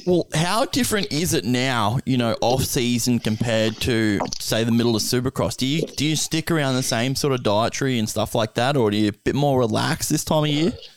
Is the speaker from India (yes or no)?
no; Australia; also born or lived in near Brisbane, Queensland; I'm an Aussie